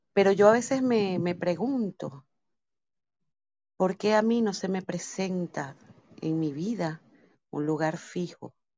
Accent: Venezuela; moved away; mi país de origen donde crecí

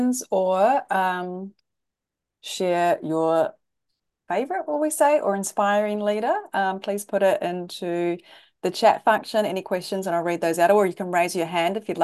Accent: New Zealand; being a Kiwi

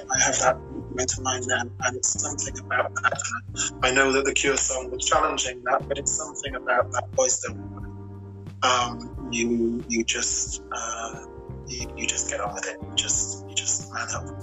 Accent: Barnsley, Yorkshire and the Humber, United Kingdom; now in Kinsale, Ireland; I'm a Yorkshireman by trade. I was born and bred in um, a uh, small, uh, mainly working class mining town in north England by the name of Barnsley.

